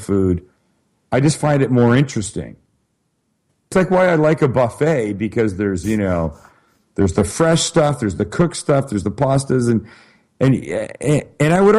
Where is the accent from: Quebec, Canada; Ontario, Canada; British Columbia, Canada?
British Columbia, Canada; Vancouver; moved away; I'm from Vancouver, Canada originally.